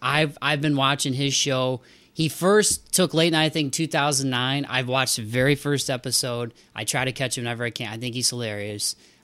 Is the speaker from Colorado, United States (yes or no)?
no; Ohio, United States; born or raised there